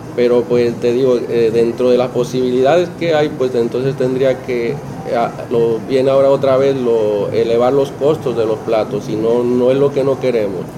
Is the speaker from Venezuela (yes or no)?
no; Ciudad Valles, San Luis Potosí, Mexico; now in Puerto Rico; yo soy de Ciudad Valles, es San Luis Potosí, que eso sería la Huasteca